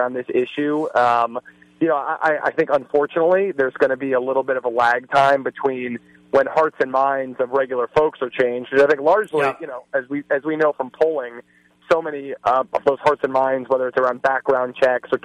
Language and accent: English; Cincinnati, Ohio, United States; my hometown of Cincinnati